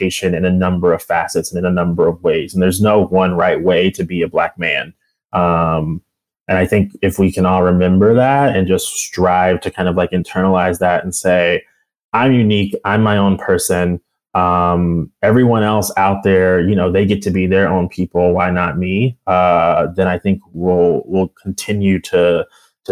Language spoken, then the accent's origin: English; Bay Minette, Alabama, United States; moved away; also born or lived in University of Pennsylvania; I actually grew up in Bay Minette. And so that's kind of where I say like home, like that's my hometown